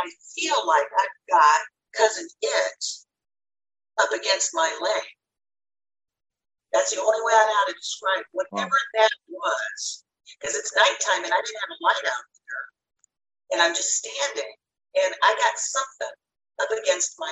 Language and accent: English; Southwest, United States; moved away; I'm from the Southwest originally.